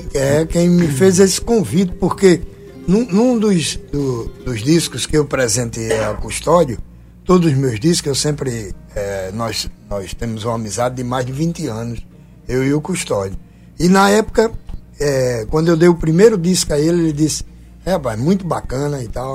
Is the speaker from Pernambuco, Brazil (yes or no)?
yes; Goiana, Pernambuco, Brazil; moved away; also born or lived in Paraíba / João Pessoa / Portugal / Ribatejo; apesar de ter nascido em Goiânia, Pernambuco, e, e amar o meu berço